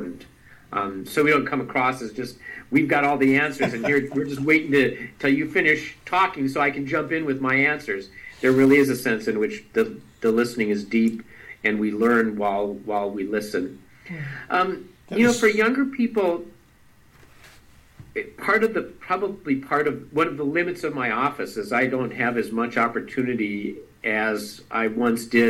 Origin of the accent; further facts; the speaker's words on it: Duluth, Minnesota, United States; now in Michigan, United States; I grew up in Duluth, Minnesota.